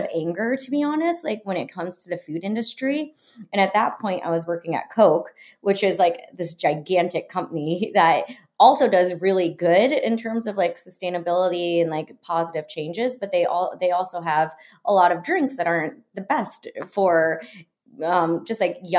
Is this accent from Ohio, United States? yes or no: no; Florida, United States; I grew up in Florida